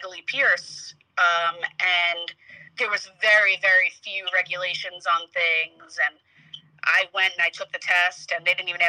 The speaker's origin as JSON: {"language": "English", "area": "Long Island", "region": "New York", "country": "United States", "tie": "born or raised there", "also_born_or_lived": "Bushwick, Brooklyn", "accent": "Long Island", "said": "I technically grew up on Long Island. Like super far out east. I guess not super far out east, not like the Hamptons or anything like that."}